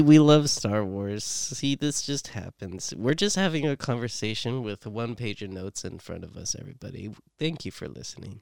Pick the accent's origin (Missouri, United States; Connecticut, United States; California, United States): California, United States; San Jose; I come from East Side San Jose.